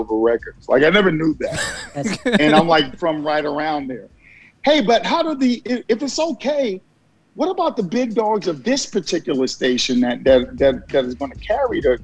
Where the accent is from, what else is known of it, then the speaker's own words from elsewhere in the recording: New York City, New York, United States; also born or lived in Virginia / New Jersey / California; now in Georgia, United States; a kid that was born and raised in Brooklyn, New York